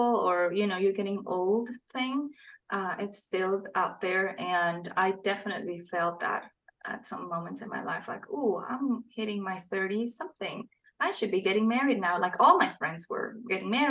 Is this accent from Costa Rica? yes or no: yes; Costa Rica; moved away as an adult; now in Tennessee, United States; I am from Costa Rica.